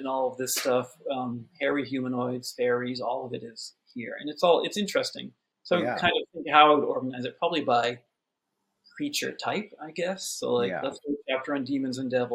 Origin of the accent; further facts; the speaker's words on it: Haverhill, Massachusetts, United States; I grew up in Haverhill, Massachusetts.